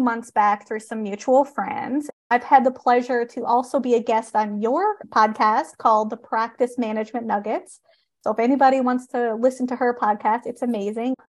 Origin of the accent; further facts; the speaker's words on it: Canada; I am a Canadian social worker